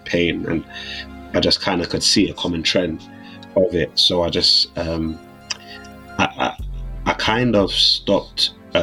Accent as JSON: {"language": "English", "region": "London", "country": "United Kingdom", "tie": "born or raised there", "said": "I grew up in South London"}